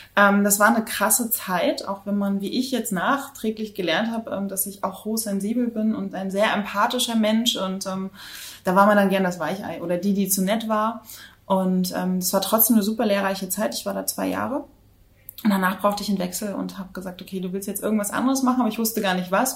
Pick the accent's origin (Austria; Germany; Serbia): Germany; Rostock, Mecklenburg-Vorpommern; moved away as an adult; also born or lived in New Zealand / Hamburg / Berlin; Ich komme äh, gebürtig aus Rostock an der Ostsee und ich bin auch absolutes äh, Ostseekind.